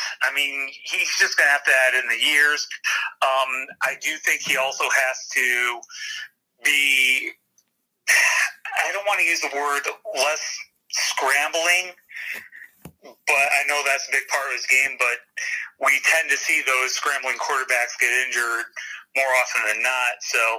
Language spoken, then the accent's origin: English; Detroit, Michigan, United States; for me as a Lions fan, because I grew up in Detroit